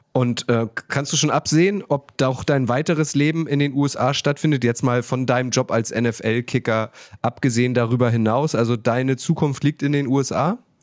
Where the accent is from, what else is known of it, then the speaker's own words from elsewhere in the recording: Germany; als Deutscher, der mit dem Fußball aufgewachsen ist